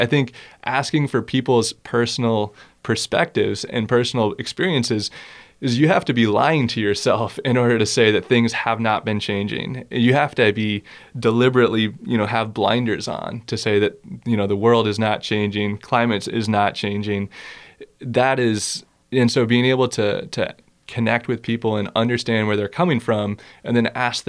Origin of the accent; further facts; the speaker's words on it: East Coast, United States; So yeah, going back to, growing up on the East Coast, there's sort of this history of conservation of, you know, Walden Pond being this special place.